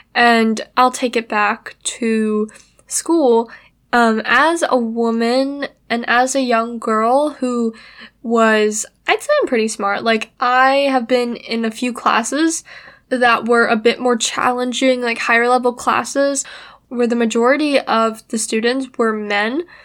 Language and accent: English; United States; I was born in America